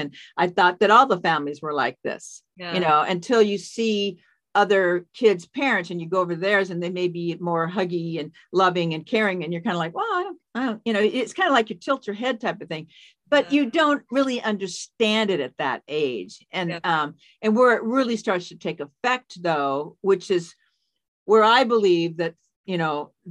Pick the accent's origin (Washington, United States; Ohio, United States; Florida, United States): Washington, United States; Seattle; also born or lived in Spokane, Washington; I grew up in the Seattle area